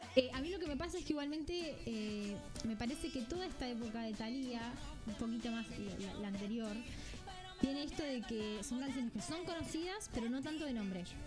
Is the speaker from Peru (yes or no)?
no; Argentina; siendo las dos argentinas